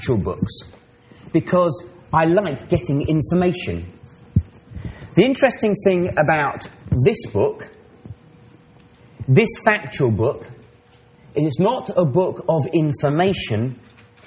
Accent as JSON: {"language": "English", "town": "Maidenhead", "region": "South East England", "country": "United Kingdom", "said": "I'm from England, from an ecclesia called the Maidenhead Ecclesia. Now, Maidenhead is a little town"}